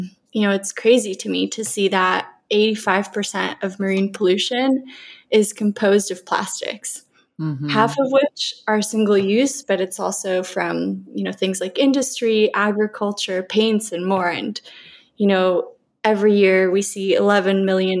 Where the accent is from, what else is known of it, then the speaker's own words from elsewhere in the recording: Colombia; now in California, United States; growing up in Colombia, surrounded by all the lush forests and beautiful beaches and such a diverse ecosystem